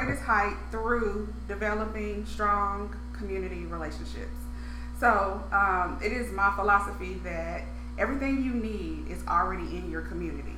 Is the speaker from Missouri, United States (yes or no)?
yes; St. Louis, Missouri, United States; moved away; I'm born and raised there, my hometown